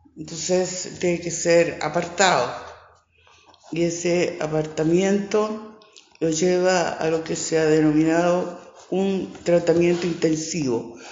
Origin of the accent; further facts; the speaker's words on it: Valparaíso, Chile; Yo nací aquí en Valparaíso, yo soy porteña soy porteña, porteña, bien del puerto